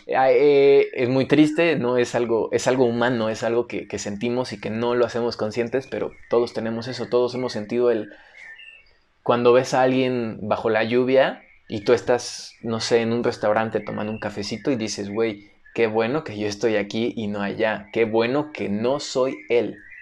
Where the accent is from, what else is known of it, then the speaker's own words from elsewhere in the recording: Mexico; todo el mundo nos conoce como mexicanos